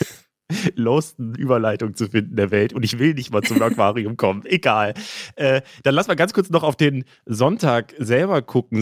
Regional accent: Frankfurt am Main, Hesse, Germany; moved away; ich bin ja in Frankfurt groß geworden

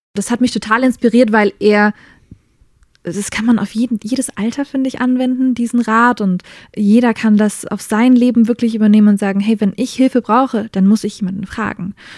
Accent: Germany; also born or lived in United States; now in Nuremberg, Germany; als Deutsche bin ich nach Amerika hin

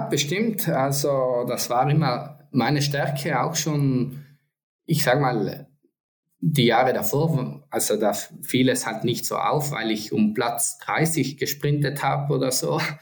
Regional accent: Antholz Valley, South Tyrol, Trentino-Alto Adige, Italy; Ich komme ja aus Sandholz, aus dem Antholzer Tal.

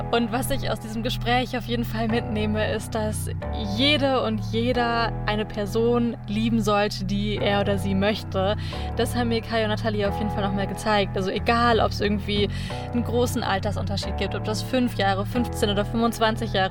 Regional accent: Cologne, North Rhine-Westphalia, Germany; Ich bin ja ähm, Kölnerin.

